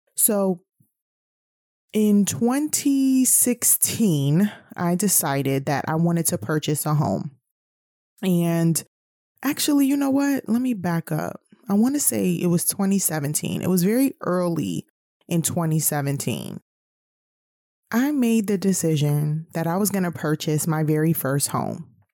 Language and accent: English; New York City, New York, United States; moved away as an adult; also born or lived in the South (US); I'm originally from New York City